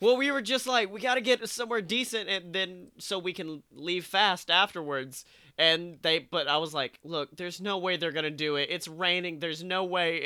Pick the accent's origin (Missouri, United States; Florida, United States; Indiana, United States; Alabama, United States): Alabama, United States; moved away; I was still a young buck from Alabama.